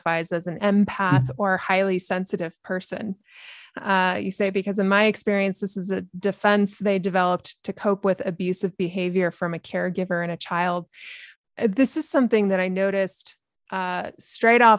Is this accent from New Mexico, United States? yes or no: yes; New Mexico, United States; in my home state, New Mexico